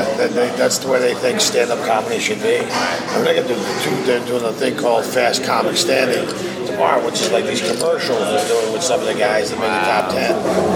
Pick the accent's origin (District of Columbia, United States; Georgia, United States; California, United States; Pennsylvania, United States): Pennsylvania, United States; Philadelphia; moved away as an adult; Northeast Philly.